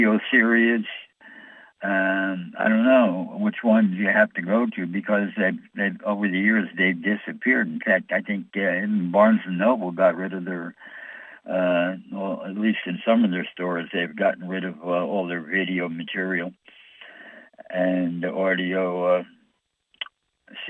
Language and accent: English; New York, United States; I'm from New York